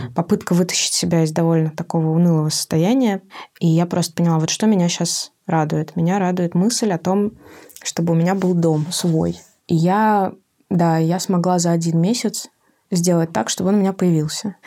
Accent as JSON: {"language": "Russian", "region": "Saint Petersburg", "country": "Russia", "moved": "yes", "lives_now": "Moscow, Russia", "said": "я изначально из Петербурга"}